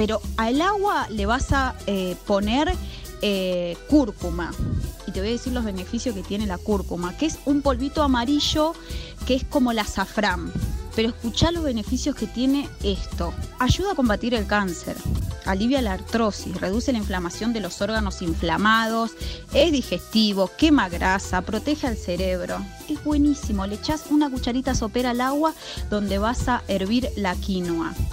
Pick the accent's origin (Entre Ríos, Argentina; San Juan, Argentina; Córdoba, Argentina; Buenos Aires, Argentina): Buenos Aires, Argentina; Barrio Lanzones; eh, soy de Barrio Lanzones